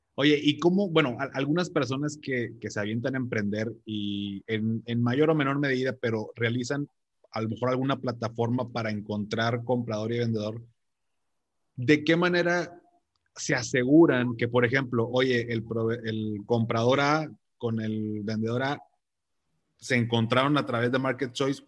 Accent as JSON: {"language": "Spanish", "country": "Mexico", "said": "soy de México"}